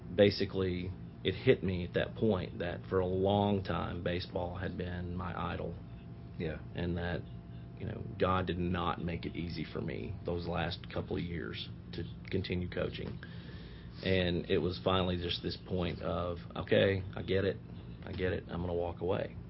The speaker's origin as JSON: {"language": "English", "town": "Nashville", "region": "Tennessee", "country": "United States", "tie": "born or raised there", "said": "I'm I'm local. I grew up in Nashville."}